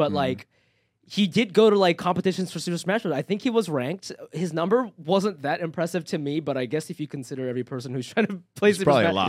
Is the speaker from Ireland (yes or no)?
no; Japan; also born or lived in Ohio, United States / New York, United States; now in Los Angeles, United States; I'm from Ohio. Well, I grew up in Japan, moved to Ohio, and then I was in New York for 13 years, and I moved here